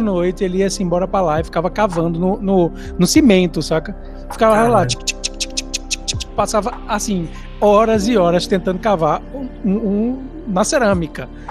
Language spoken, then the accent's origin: Portuguese; São Paulo, Brazil; now in Recife, Brazil; apesar de eu ter virado recifense, eu não sou recifense, eu sou de São Paulo